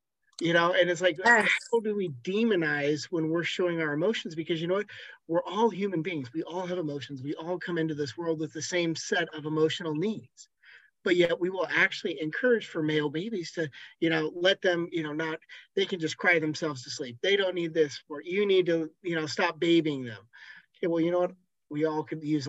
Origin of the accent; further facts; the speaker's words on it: Washington, United States; I grew up in the Mary Kay Letourneau situations here in Washington State